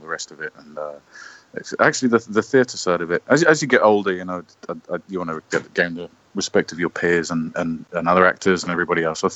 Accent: London, United Kingdom; I'm English. I'm from London, obviously

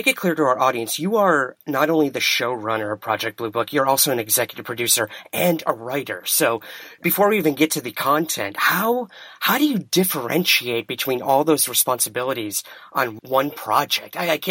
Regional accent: New York City, New York, United States; As a boy from Queens

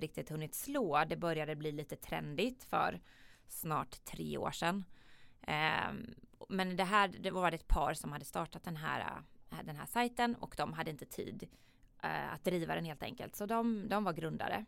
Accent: Jönköping, Jönköping County, Sweden; Jag kommer ju från, som man kanske hör här på dialekten, jag kommer ju från en riktig entreprenörsfamilj i Jönköping. Eh, där jag är uppvuxen

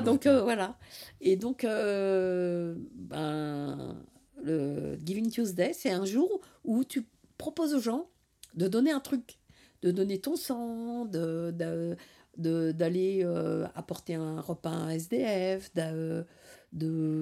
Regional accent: Paris, Île-de-France, France; je viens de Paris. Et dans Paris, en fait, j'étais au bord de Paris, dans la périphérie, là. Et euh, je suis un, euh, une enfant de, la zone

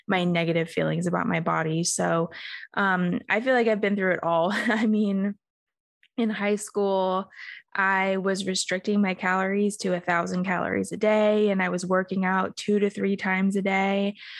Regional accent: Australia; now in United States; I grew up in Australia

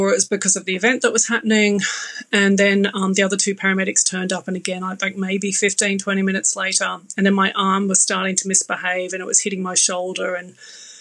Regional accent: Australia; moved away as an adult; now in London, United Kingdom; as you can tell, I'm Australian

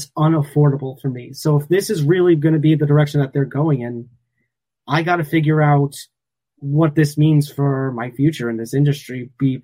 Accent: New York, United States; my hometown of New York

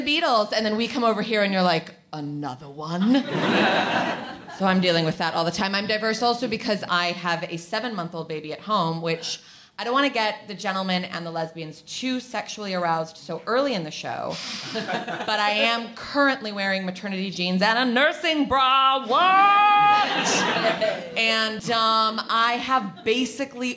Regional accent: Chicago, Illinois, United States; I'm from Chicago

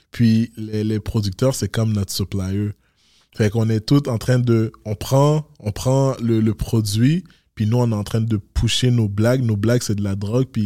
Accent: Montreal, Quebec, Canada; Mais moi, je viens de Montréal.

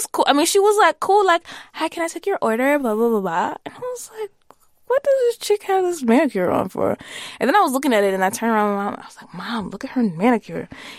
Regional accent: the South, United States; you're never not gonna know that I'm like from the South.

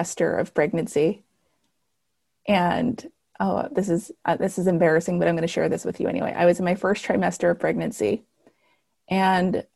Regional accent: El Paso, Texas, United States; moved away as an adult; now in Dallas, United States; I was born in El Paso, Texas, to a Mexican mom

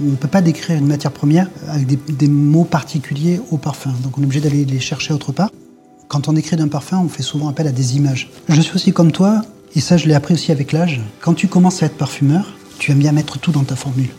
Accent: Grasse, Provence-Alpes-Côte d'Azur, France; Je suis né à Grasse. J'ai appris le métier de parfumeur à Grasse

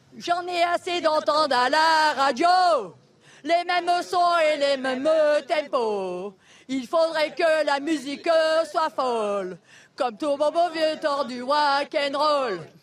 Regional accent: Paris, Île-de-France, France; je suis de Paris

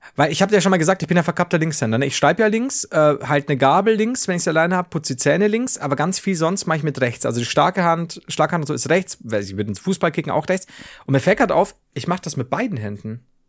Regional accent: Germany; also born or lived in Regensburg; bei uns in Deutschland

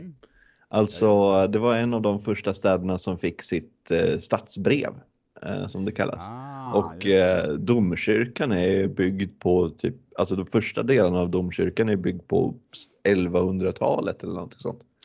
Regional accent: Västerås, Västmanland, Sweden; moved away as an adult; now in Gothenburg, Sweden; jag kommer, jag kommer från Västerås också från början. Men jag har bott i Göteborg sedan 2017

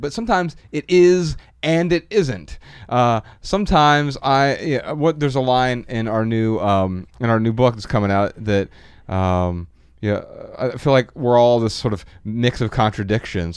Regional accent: Dayton, Ohio, United States; we're from Dayton, Ohio.

